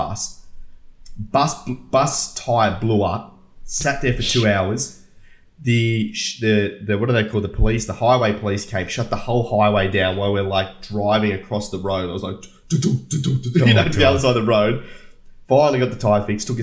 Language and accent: English; Australia; I'm Australian